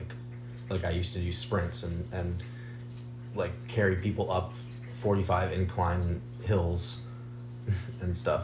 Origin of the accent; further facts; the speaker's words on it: Maryland, United States; moved away; We just so happened to be from an hour away from each other in Maryland